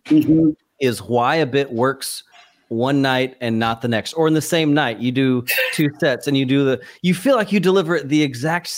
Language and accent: English; East Texas, United States; I grew up in East Texas, where like you make eye contact with everyone at the store.